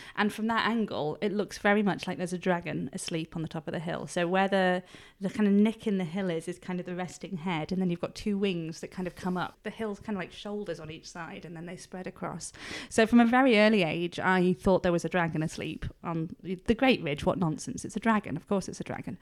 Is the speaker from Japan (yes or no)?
no; Edale, East Midlands, United Kingdom; also born or lived in Cholsey, Oxfordshire; I'm from Edale, like, we didn't move here till I was one, so I will always be an incomer